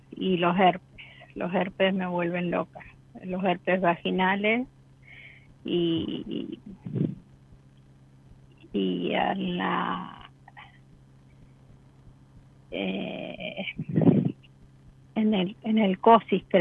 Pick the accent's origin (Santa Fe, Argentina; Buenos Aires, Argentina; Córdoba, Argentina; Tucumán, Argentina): Santa Fe, Argentina; Rosario; De Rosario.